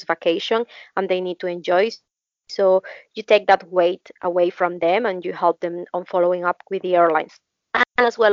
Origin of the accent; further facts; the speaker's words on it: Peru; I'm from Peru and work for Royal Caribbean International.